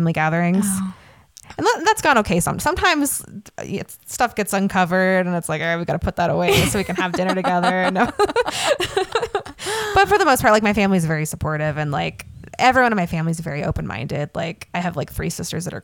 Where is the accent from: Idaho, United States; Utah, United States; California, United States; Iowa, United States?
Utah, United States; I grew up in Utah